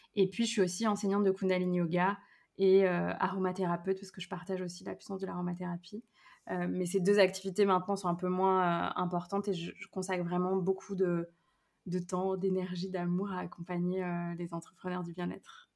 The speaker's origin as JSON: {"language": "French", "region": "Brittany", "country": "France", "tie": "born or raised there", "also_born_or_lived": "Lyon region", "moved": "as an adult", "said": "je suis revenue vivre justement là où j'ai grandi en Bretagne"}